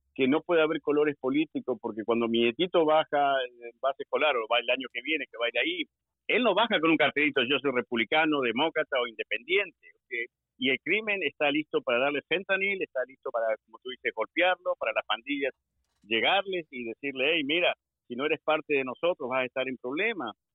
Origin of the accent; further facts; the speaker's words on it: Argentina; moved away as an adult; now in Maryland, United States; Yo vine del ejército de Argentina